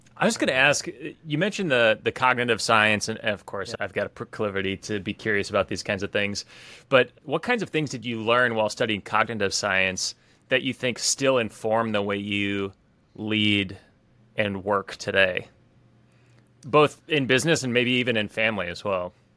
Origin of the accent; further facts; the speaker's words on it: West Lafayette, Indiana, United States; I grew up in West Lafayette